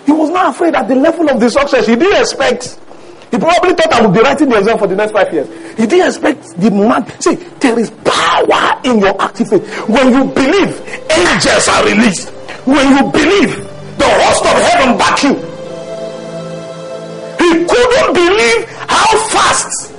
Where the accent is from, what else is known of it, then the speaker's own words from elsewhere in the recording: Mokwa, Niger State, Nigeria; moved away; I grew up in Mokwa. Do you know where Mokwa is? Mokwa is Niger State.